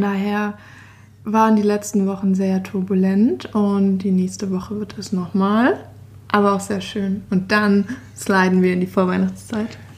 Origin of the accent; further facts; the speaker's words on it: Stuttgart, Baden-Württemberg, Germany; moved away as an adult; also born or lived in Innsbruck, Austria; in Stuttgart, meine Heimat